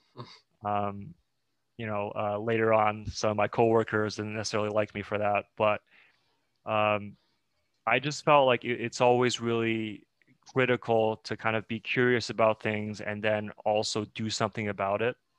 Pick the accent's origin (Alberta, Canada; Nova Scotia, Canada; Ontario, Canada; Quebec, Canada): Quebec, Canada; Montreal; also born or lived in China; I was born in China and my parents uh, and I moved to Montreal when I was uh, seven years old.